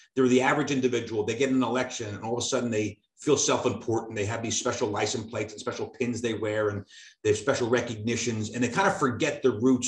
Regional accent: Cedar Grove, New Jersey, United States; I was from Cedar Grove.

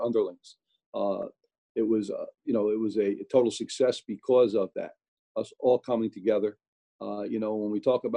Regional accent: Newark, New Jersey, United States; born or raised there

